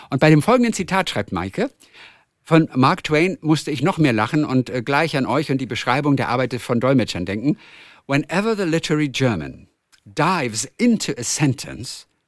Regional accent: Upper Austria, Austria; now in Graz, Austria; ich komme aus Oberösterreich. Ich studiere allerdings in Graz in der Steiermark

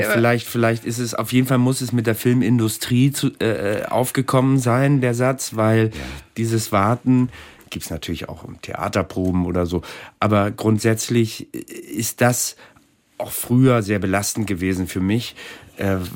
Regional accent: Germany; ich bin Deutscher, ich bin auch gerne Deutsch und zum Deutschland gehört ja auch das Hadern mit dem Deutschsein.

